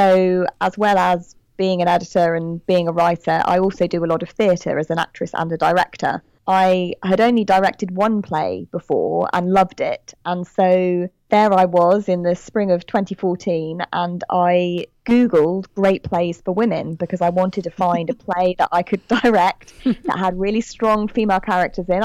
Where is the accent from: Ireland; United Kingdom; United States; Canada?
United Kingdom; accent: British; I'm British, as you can tell from my accent